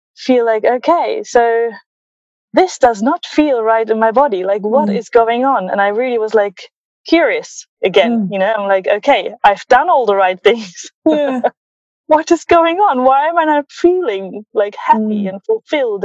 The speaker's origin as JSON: {"language": "English", "region": "Berlin", "country": "Germany", "tie": "born or raised there", "said": "growing up in Berlin and having like a German upbringing"}